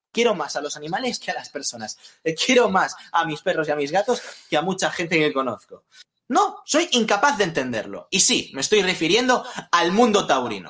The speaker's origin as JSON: {"language": "Spanish", "country": "Spain", "said": "en mi país"}